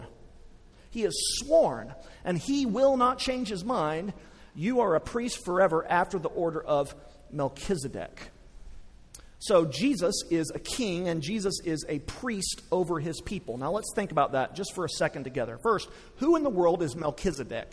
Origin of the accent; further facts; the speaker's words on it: West Texas, United States; I grew up in West Texas